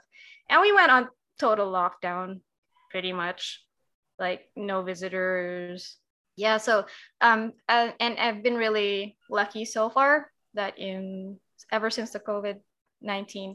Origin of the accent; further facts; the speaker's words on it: Davao City, Davao Region, Philippines; also born or lived in Quezon City; I was from Davao. I was dorming